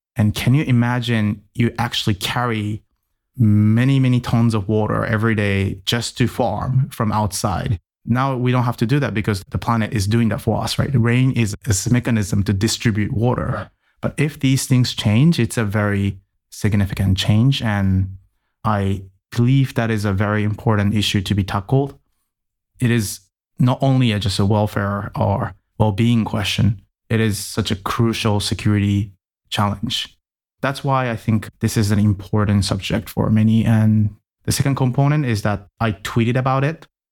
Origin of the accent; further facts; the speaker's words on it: Tokyo, Japan; moved away as an adult; also born or lived in United States; I was born in Tokyo and spent about 20 years in Japan before going anywhere else in the world. And as a kid, I was raised as a typical Japanese kid